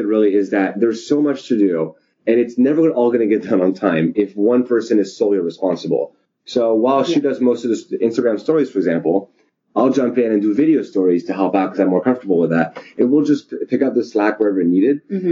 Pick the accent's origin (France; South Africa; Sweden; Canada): France; now in United States; I'm from France originally